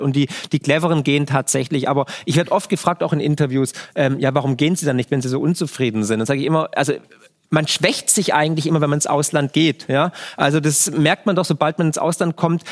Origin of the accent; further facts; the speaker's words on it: Germany; in dem Land, wo ich geboren bin